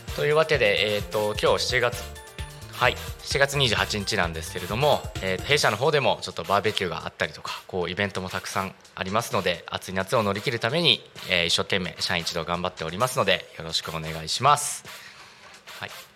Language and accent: Japanese; Narita, Chiba, Japan; 私の地元のですね成田市の、えーと、羽生地区っていうとこなんですけれども